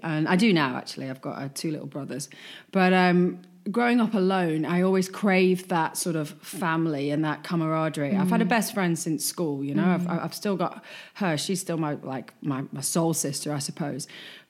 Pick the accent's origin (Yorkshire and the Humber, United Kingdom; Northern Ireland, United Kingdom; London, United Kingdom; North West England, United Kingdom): North West England, United Kingdom; Wigan; I mean, I'm from Wigan, you know, and you know, you don't often get that on a Friday night. You know, having said that, being brought up in Wigan and going out in Wigan on a Friday night is still my favourite memories, you know?